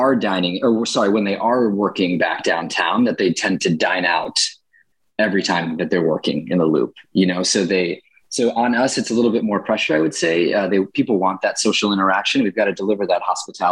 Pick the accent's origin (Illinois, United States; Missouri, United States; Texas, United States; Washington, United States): Illinois, United States; Chicago; also born or lived in Michigan; I grew up in Chicago's Edgewater neighborhood